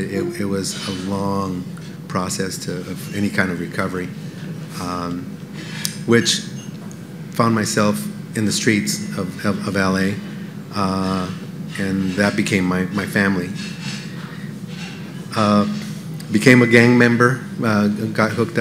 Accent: Los Angeles, California, United States; moved away as an adult; also born or lived in Venezuela / Cuba / Las Vegas; now in Franklin, United States; I grew up in Los Angeles

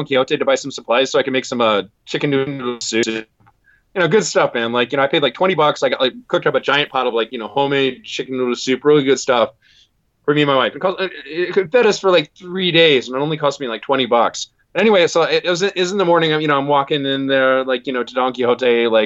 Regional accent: Chicago, Illinois, United States; now in Japan; I'm from Chicago

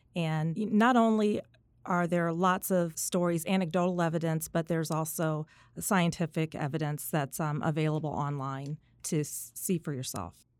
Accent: Indianapolis, Indiana, United States; also born or lived in South Bend, Indiana; I am a homegrown Hoosier. I am originally from South Bend, Indiana.

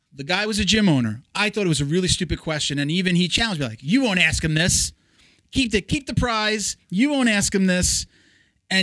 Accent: New York, United States; accent: New York; moved away as an adult; now in Florida, United States; I'm from New York. So I know, you know, I still got the, hey, you know, like the coffee, water, mother, you know. Everybody I moved down to Florida with was from New York. So it was hard to lose the accent

